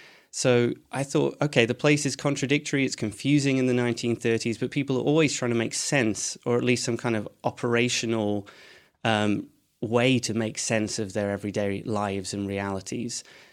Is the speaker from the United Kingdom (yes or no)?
yes; Edinburgh, Scotland, United Kingdom; So I'm from Edinburgh, though my accent wouldn't make you think that.